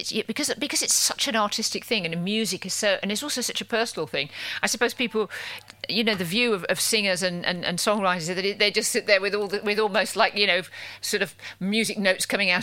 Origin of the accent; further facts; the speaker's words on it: Wolverhampton, West Midlands, United Kingdom; also born or lived in Ealing; now in London, United Kingdom; I'm from Wolverhampton myself.